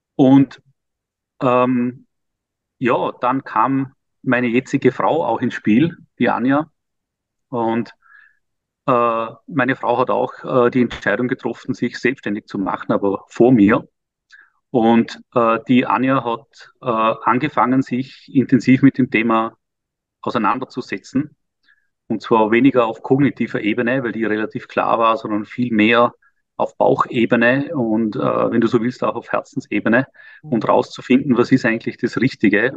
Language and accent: German; Vorarlberg, Austria; moved away as an adult; also born or lived in Vienna, Austria; now in Liechtenstein; achtundvierzig und Österreicher Vorarlberger